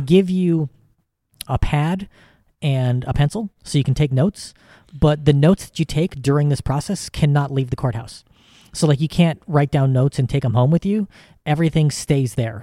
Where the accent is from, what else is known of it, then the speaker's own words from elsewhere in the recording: United States; as an American